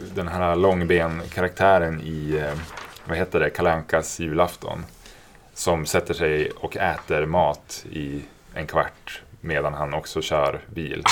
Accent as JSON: {"language": "Swedish", "region": "Norrland", "country": "Sweden", "also_born_or_lived": "Stockholm", "moved": "yes", "said": "jag är från Norrland"}